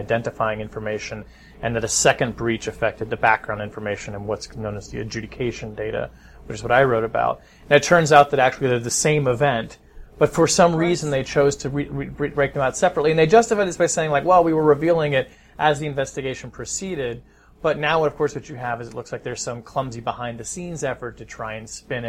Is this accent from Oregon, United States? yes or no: yes; Oregon, United States; born there; also born or lived in Southern United States; I was born in Oregon, and I've lived most of my life in the South, and I include Washington D.C. in that because it is a southern city.